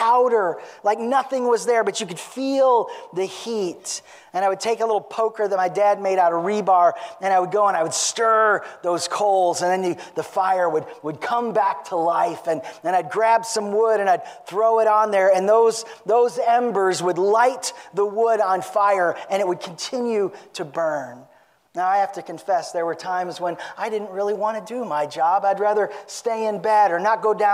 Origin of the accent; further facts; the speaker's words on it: Genoa, United States; I grew up not far from here. I grew up in Genoa, which is, I think, 25 miles west or something like